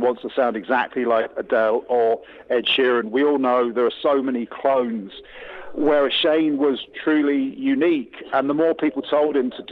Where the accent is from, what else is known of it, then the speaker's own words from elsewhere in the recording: England, United Kingdom; I'm English through and through, no granny from Mayo